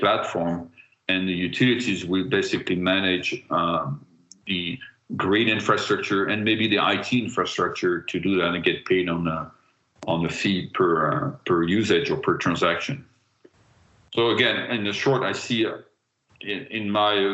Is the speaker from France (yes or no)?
yes; France; I am from France